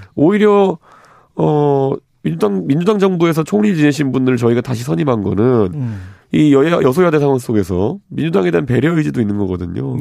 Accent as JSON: {"language": "Korean", "country": "South Korea", "said": "제가 이제 한국 사람이"}